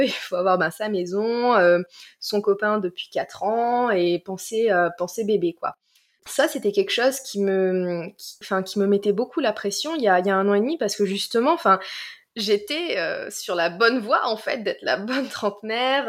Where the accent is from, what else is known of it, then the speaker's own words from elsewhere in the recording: Marseille, Provence-Alpes-Côte d'Azur, France; moved away as an adult; also born or lived in Washington; je viens du sud de la France, de, de Marseille